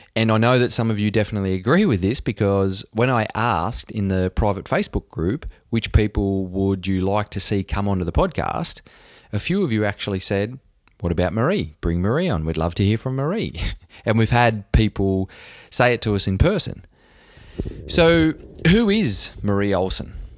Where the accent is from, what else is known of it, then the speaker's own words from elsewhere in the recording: Australia; I'm an Aussie